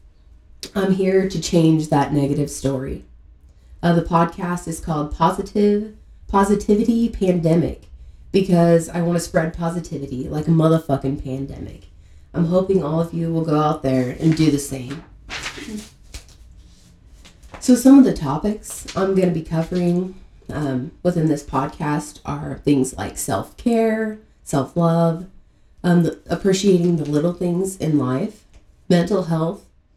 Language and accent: English; Kansas, United States; I was born and raised in Kansas